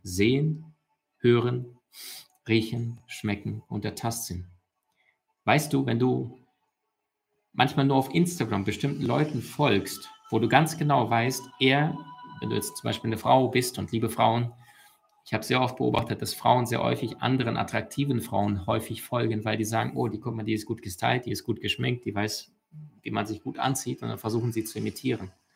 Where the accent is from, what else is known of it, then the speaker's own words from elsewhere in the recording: Ukraine; moved away; also born or lived in Russia; ich bin in Russland geboren und in der Ukraine aufgewachsen